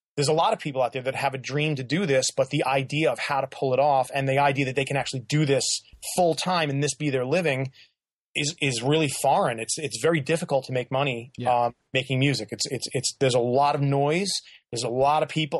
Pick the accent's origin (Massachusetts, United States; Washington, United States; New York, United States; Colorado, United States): New York, United States; I grew up in New York, so I've seen I've been to … shows in New York.